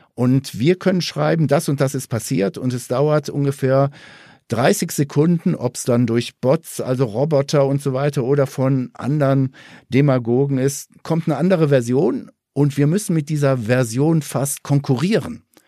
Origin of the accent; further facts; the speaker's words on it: Ruhr area, North Rhine-Westphalia, Germany; moved away; Jetzt komme ich ja auch ursprünglich aus dem Ruhrgebiet